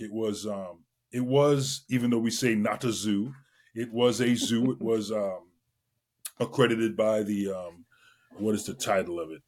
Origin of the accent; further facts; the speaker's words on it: Trinidad & Tobago; moved away; I grew up in Trinidad and Tobago. I was born in the West Indies